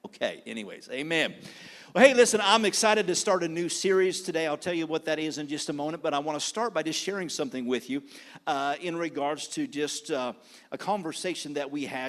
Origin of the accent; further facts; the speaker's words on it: Clio, Michigan, United States; accent: Southern; Everybody asks me, where are you from? And I'm like, from Michigan. No, really, I'm from Clio, Michigan. That's where I grew up. And they're like, you don't sound like it.